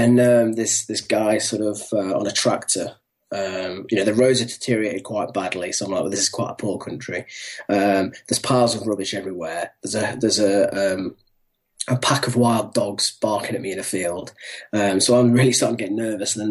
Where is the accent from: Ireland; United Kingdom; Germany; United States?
United Kingdom; England; I'm the Englishman.